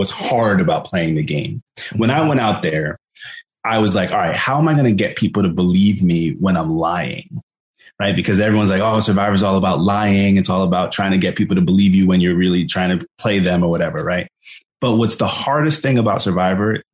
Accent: Jersey City, New Jersey, United States; I grew up in Jersey City

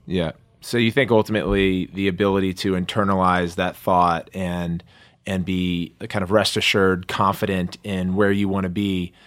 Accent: Maryland, United States; growing up in Maryland and having played in Montgomery County in the public school system

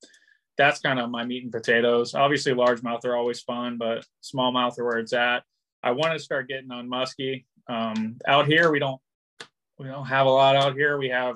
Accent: Cincinnati, Ohio, United States; now in Rhode Island, United States; I'm from Cincinnati, so I grew up like bass fishing

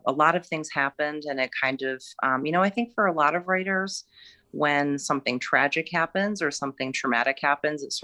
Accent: Michigan, United States; moved away as an adult; also born or lived in Massachusetts; now in Connecticut, United States; I grew up in Michigan. And I live in Connecticut now

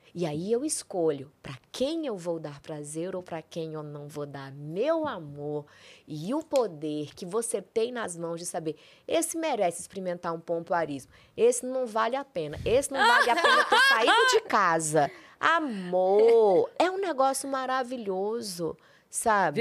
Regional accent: Brasília, Federal District, Brazil; moved away as an adult; also born or lived in São Paulo; eu vim fazer um curso aqui em São Paulo, porque eu sou de Brasília.

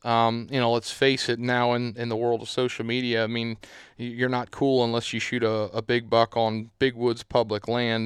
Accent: Southeast Pennsylvania, United States; I'm from Southeast Pennsylvania

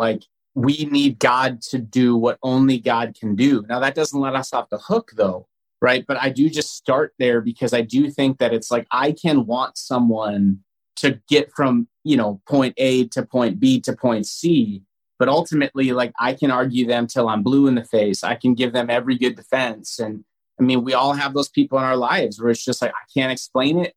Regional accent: North Dakota, United States; now in Minnesota, United States; I'm from North Dakota originally

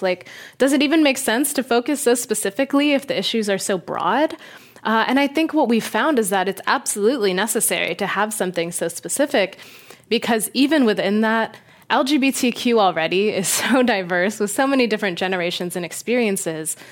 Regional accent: Las Vegas, Nevada, United States; I grew up in Las Vegas

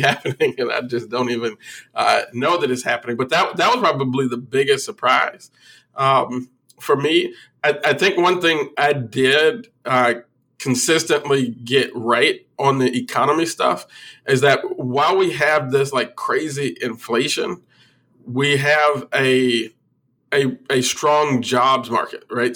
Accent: Illinois, United States; my home state of Illinois

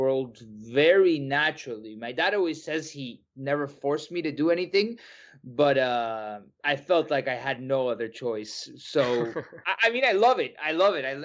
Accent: United States; I was born here in the United States and I grew up around soccer

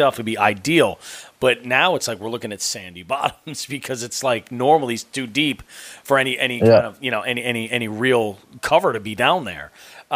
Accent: Belchertown, Massachusetts, United States; I grew up in Belchertown

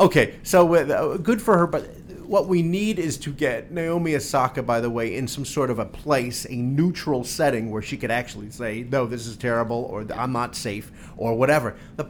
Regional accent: New Jersey, United States; I'm from Jersey.

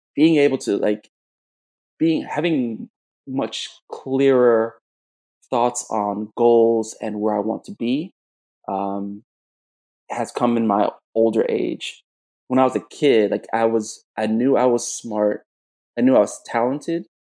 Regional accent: South Florida, United States; moved away as an adult; also born or lived in Jamaica / Kingston, Jamaica; now in Chicago, United States; I was born in Jamaica. I was raised in South Florida

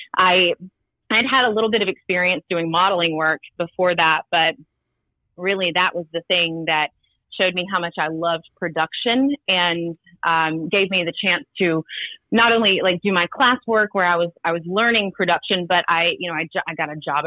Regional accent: Rome, Georgia, United States; moved away; I'm from Rome, Georgia. Grew up there, and my family still lives there

